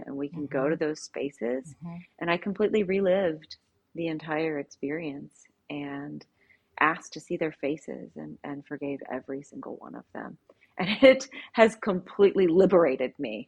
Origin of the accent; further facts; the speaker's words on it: Southern Louisiana, United States; I was raised in a very strict Southern Baptist. I'm from Southern Louisiana